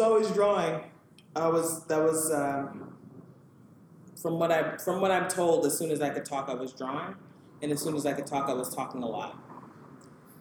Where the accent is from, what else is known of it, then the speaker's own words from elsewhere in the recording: Southern California, United States; moved away as an adult; also born or lived in Houston, Texas / New York City / Cambridge, Massachusetts; now in New Haven, United States; I grew up in Southern California